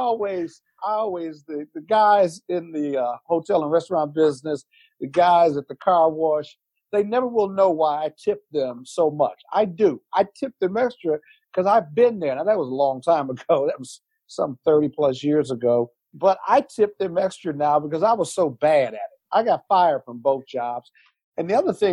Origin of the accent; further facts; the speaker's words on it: Joliet, Illinois, United States; moved away as an adult; now in Washington, D.C., United States; I grew up in Joliet the first 18 years before I went to Morehouse College and then later to Howard Law School.